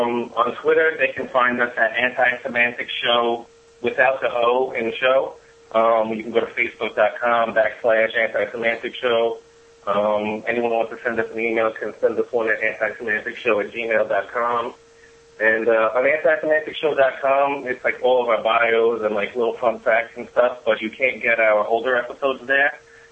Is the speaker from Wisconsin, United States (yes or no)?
no; Staten Island, New York, United States; We're from Staten Island, New York.